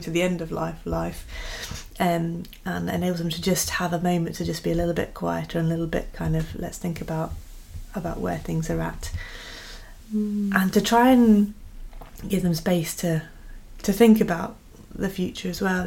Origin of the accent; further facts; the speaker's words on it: United Kingdom; we're British